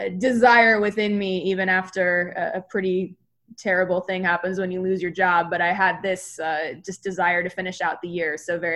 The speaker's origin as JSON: {"language": "English", "town": "Phoenix", "region": "Arizona", "country": "United States", "tie": "born or raised there", "said": "I grew up in Phoenix. So I'm born and raised here. My parents are born and raised here."}